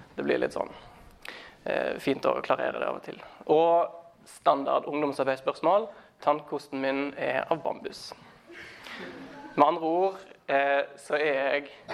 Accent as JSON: {"language": "Norwegian", "town": "Os", "region": "Vestland", "country": "Norway", "also_born_or_lived": "Stavanger / Thailand", "moved": "yes", "lives_now": "Trondheim, Norway", "said": "Jeg er eh, fra Os utenfor Bergen"}